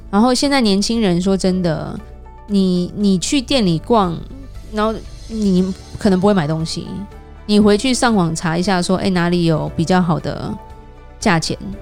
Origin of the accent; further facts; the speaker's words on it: Taiwan; now in California, United States; 我们台湾人爱吃的菜